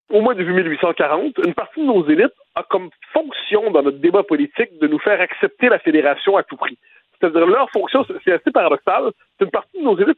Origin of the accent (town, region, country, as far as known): Quebec, Canada